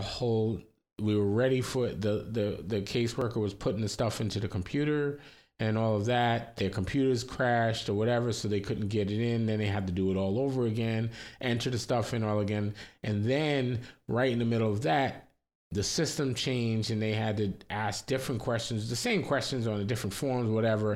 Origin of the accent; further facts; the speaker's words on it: New York, United States; also born or lived in Florida; I, we grew up in New York, but then we moved, we lived in Florida and then we moved back to New York